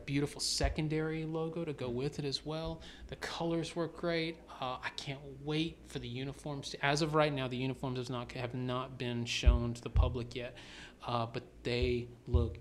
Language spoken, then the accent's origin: English; the South, United States; now in Atlanta, United States; I was born and raised in the South, so I'm a storyteller myself.